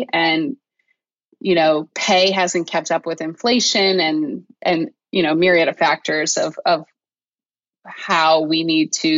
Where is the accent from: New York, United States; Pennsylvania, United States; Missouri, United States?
Pennsylvania, United States; Phoenixville; I am born and raised in Chester County. I grew up in Phoenixville